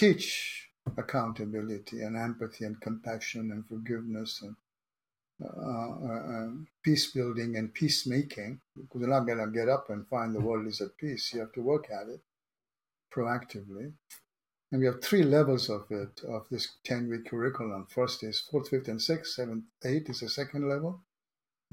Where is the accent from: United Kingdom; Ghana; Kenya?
Kenya; now in San Diego, United States; I was born in Kenya